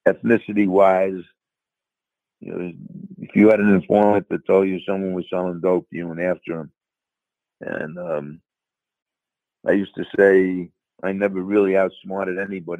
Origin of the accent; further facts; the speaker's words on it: New York, United States; accent: New York; now in Tampa area, United States; as you can tell from my accent, I'm from New York anyway, so I fitted in with New York.